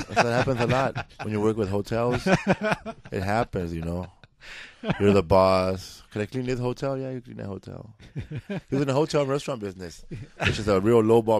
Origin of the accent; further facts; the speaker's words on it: Los Angeles, California, United States; I grew up in Boyle Heights, and it's like right above. As soon as you leave downtown Los Angeles and go east, the first neighborhood you hit, that's Boyle Heights.